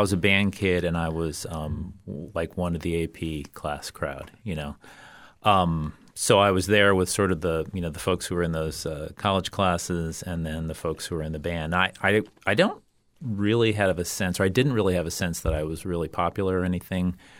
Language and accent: English; Orlando, Florida, United States; also born or lived in Bethlehem, Pennsylvania; I grew up mostly in Orlando. I moved there when I was um, in just starting fifth grade.